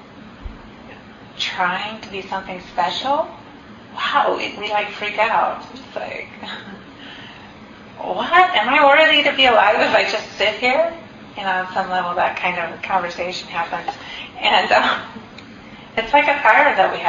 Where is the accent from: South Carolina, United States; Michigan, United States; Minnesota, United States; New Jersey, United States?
Minnesota, United States; moved away; When I grew up in Minnesota and I went to the University of Minnesota my first year